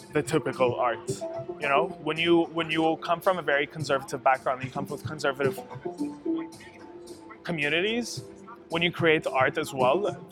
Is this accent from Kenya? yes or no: no; Abu Dhabi, United Arab Emirates; I was born and raised in Abu Dhabi